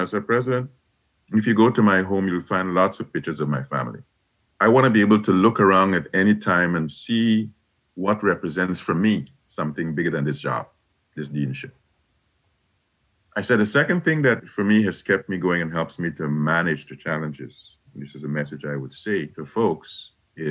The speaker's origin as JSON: {"language": "English", "country": "Guyana", "tie": "born or raised there", "moved": "yes", "lives_now": "United States", "said": "growing up in Guyana"}